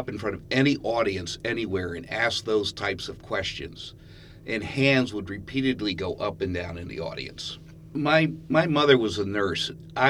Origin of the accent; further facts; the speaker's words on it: Pennsylvania, United States; now in Ithaca, United States; Well, I'm from a little bit of everywhere, but most of my life I've spent in central Pennsylvania. Prior to moving to Ithaca, I was the executive director of a nonprofit down in central Pennsylvania